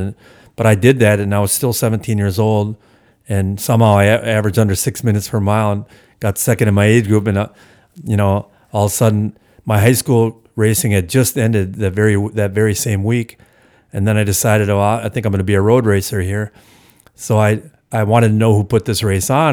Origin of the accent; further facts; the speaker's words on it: Hales Corners, Wisconsin, United States; also born or lived in Milwaukee; it's the village I grew up in, you know, my hometown, so to speak.